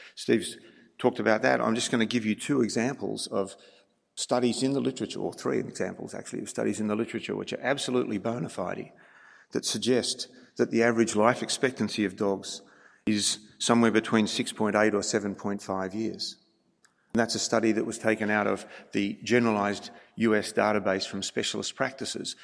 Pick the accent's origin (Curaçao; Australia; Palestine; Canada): Australia